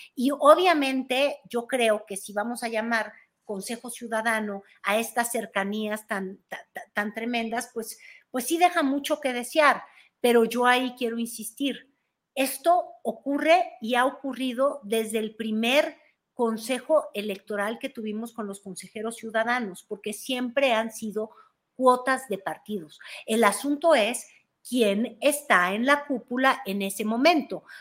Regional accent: Mexico; somos los mexicanos

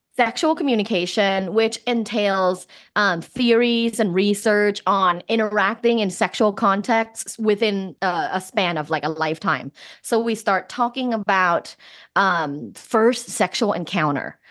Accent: Thailand; moved away; I'm originally from Thailand

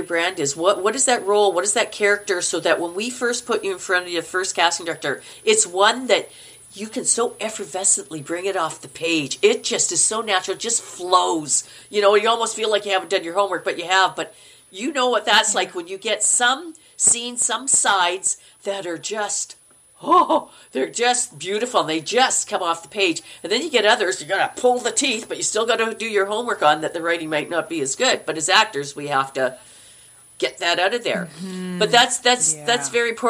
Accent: Manitoba, Canada; accent: Canuck; moved away; I'm from Manitoba, and we speak very Minnesotan.

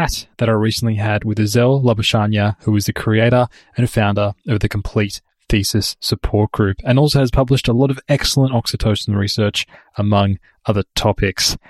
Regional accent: Sydney, New South Wales, Australia; moved away as an adult; now in Oslo, Norway; I've come via Sydney, where I grew up.

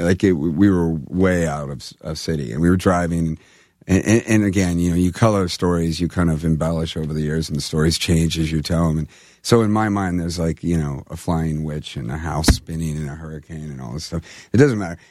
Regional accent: California, United States; I'm from California

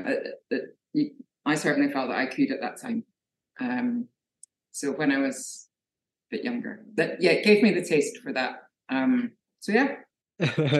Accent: Scotland, United Kingdom; now in Brighton, United Kingdom; I'm a Scottish figurative painter.

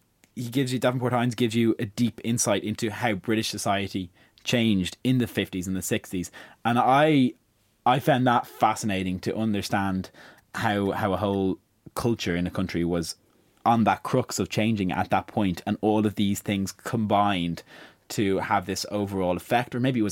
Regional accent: Ireland; as an Irish person coming on the tail end of huge land speculation over recent years, I could kind of draw some parallels between how that had happened in Britain in the 60s and in Ireland, I suppose, in the 90s and 2000s.

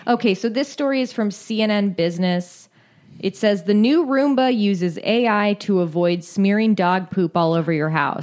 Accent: California, United States

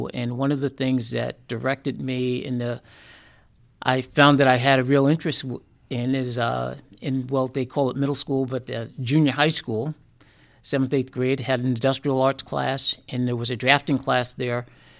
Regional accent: South River, New Jersey, United States; So we grew up in South River, which is a small town.

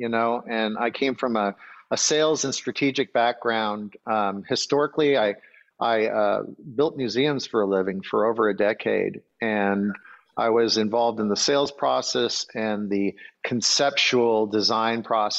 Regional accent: Grand Marais, Minnesota, United States; moved away; I grew up in Grand Marais, Minnesota.

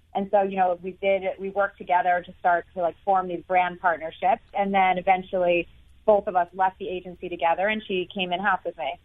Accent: New York City, New York, United States; I was growing up in New York City

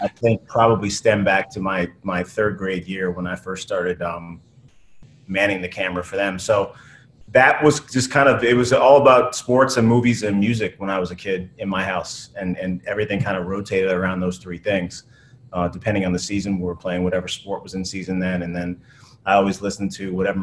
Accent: outside of Boston, Massachusetts, United States; I grew up outside of Boston

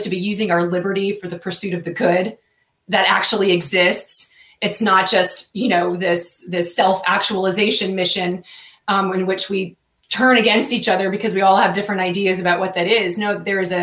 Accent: United States; I'm an American

